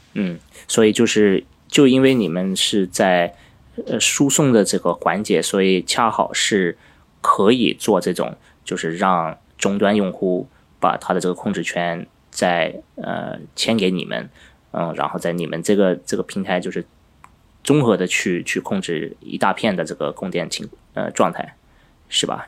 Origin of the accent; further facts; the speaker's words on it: Finland; moved away; 我因为在芬兰长大